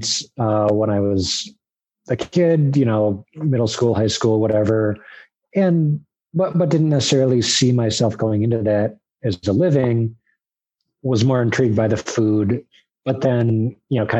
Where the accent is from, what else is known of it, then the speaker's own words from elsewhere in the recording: Minnesota, United States; moved away as an adult; now in Detroit, United States; I grew up in Minnesota